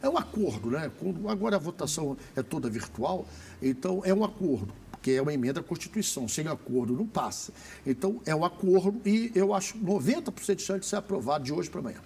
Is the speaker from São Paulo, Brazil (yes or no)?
no; Rio, Rio de Janeiro, Brazil; eu sou do Rio